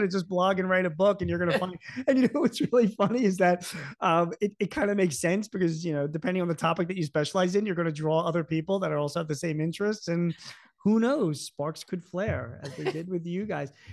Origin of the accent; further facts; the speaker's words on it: Philadelphia, Pennsylvania, United States; I grew up in Philadelphia.